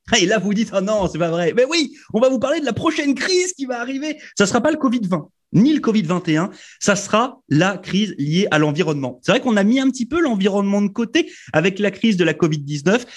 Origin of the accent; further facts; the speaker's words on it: France; moved away as an adult; je viens de France